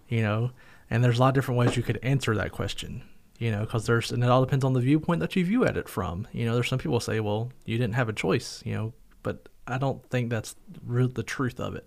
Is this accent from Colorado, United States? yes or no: no; North Carolina, United States; now in Somerset, Kentucky, United States; I was from North Carolina